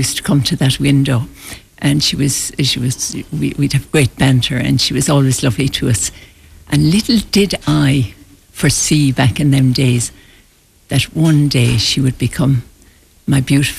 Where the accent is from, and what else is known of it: Galway, Connacht, Ireland; born or raised there